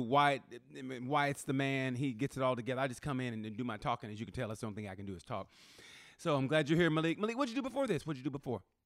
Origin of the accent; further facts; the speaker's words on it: United States; being American